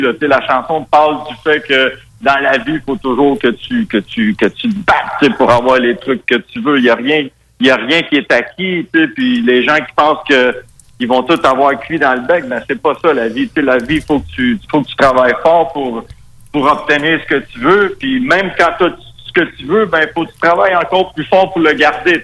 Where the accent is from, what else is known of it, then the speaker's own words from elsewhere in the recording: Quebec, Canada; accent: très québécois; first language Spanish; French is a second language; mon accent très québécois